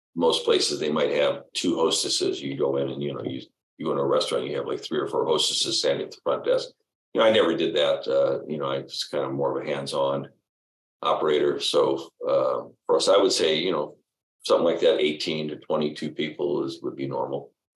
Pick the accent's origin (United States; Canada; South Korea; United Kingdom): United States; Detroit, Michigan; also born or lived in Los Angeles; our family went back and forth between L.A. and Detroit, but I was born in Detroit and spent uh, yeah uh, okay junior high and high school there.